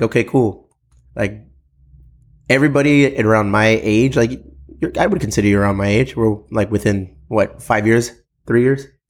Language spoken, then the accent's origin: English; United States; We're, we're Mexican American dudes